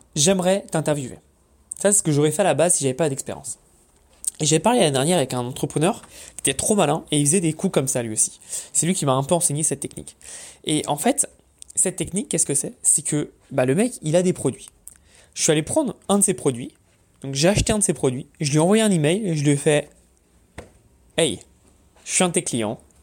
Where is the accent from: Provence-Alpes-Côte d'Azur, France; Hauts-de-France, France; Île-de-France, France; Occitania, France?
Île-de-France, France; Paris; now in United States; je viens de Paris